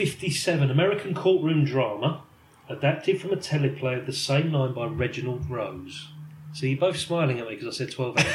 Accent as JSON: {"language": "English", "region": "London", "country": "United Kingdom", "accent": "London"}